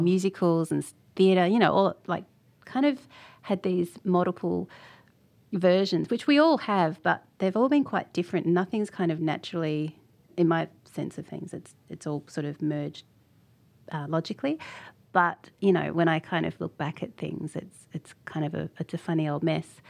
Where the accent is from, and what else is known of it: Tasmania, Australia; born or raised there